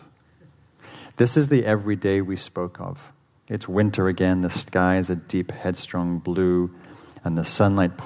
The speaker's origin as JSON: {"language": "English", "region": "England", "country": "United Kingdom", "tie": "born or raised there", "moved": "yes", "said": "I grew up in England"}